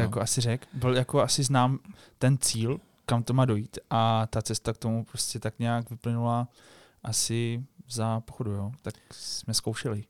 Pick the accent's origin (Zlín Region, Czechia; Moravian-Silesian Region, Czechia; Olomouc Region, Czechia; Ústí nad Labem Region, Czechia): Moravian-Silesian Region, Czechia; Český Těšín; jsme z toho Českého Těšina, kde teda žije velká komunita jako Poláků. My jsme taky teda Poláci